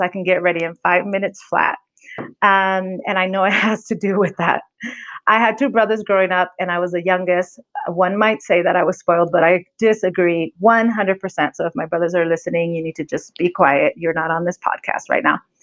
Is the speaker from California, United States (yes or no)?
yes; California, United States; accent: American; moved away as an adult; now in Mexico City, Mexico; I'm from California, moved to Mexico City 4.5 years ago to work for a nonprofit.